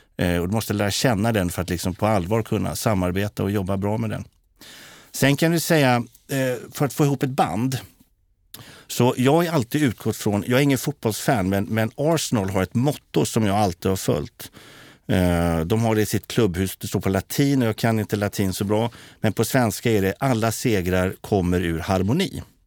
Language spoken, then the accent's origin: Swedish; Katrineholm, Södermanland, Sweden; när jag växte upp i Katrineholm